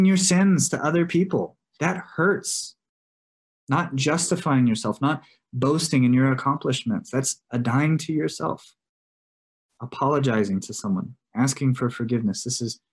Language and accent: English; Texas, United States; now in New Mexico, United States; I grew up in Texas.